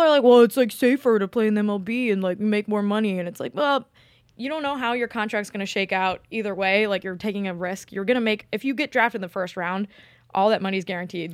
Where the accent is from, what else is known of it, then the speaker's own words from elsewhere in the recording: Midwest, United States; I'm from the Midwest